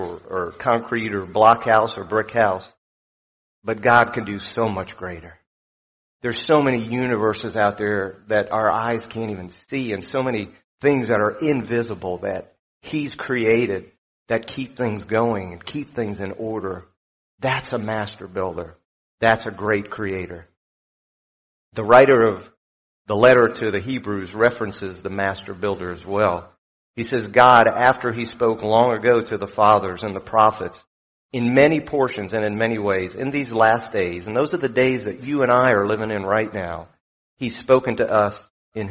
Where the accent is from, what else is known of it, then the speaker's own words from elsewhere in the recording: South Florida, United States; also born or lived in New York; I grew up in South Florida